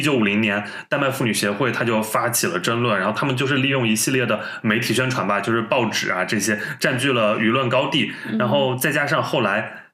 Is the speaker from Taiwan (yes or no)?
no; Northwest China, China; 我们西北人已经算很难得